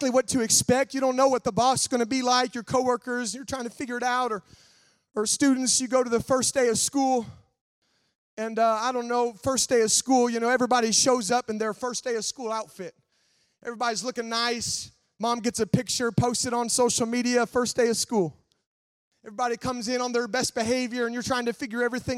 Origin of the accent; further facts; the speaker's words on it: Nebraska, United States; where I grew up in Nebraska